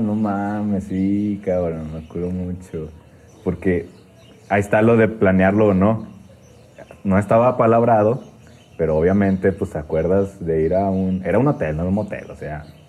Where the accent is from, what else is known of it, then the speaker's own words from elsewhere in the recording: Torreón, Coahuila, Mexico; yo soy de Torreón